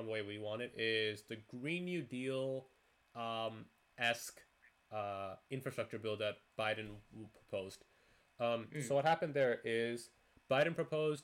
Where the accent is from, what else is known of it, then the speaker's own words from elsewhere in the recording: Canada; now in United States; I'm Canadian